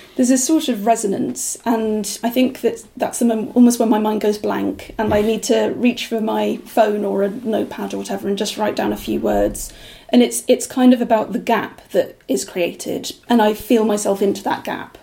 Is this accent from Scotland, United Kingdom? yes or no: yes; Aberdeenshire, Scotland, United Kingdom; now in York, United Kingdom; I grew up in Aberdeenshire from the age of one. My parents were English